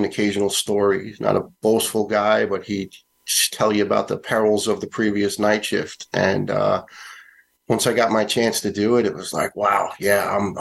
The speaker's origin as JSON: {"language": "English", "town": "New York City", "region": "New York", "country": "United States", "tie": "born or raised there", "said": "the young guys I grew up with in Staten Island"}